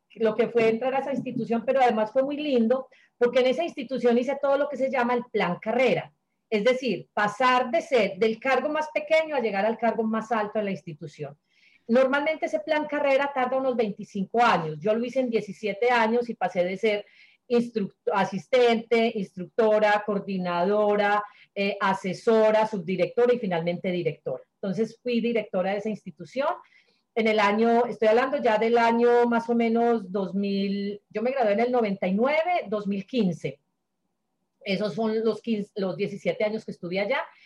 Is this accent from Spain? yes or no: no; Sonsón, Antioquia, Colombia; moved away as an adult; Sonsón, el pueblo donde yo nací